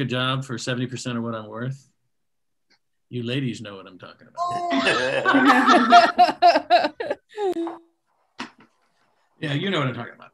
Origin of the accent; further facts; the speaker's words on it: Michigan, United States; Growing up in Michigan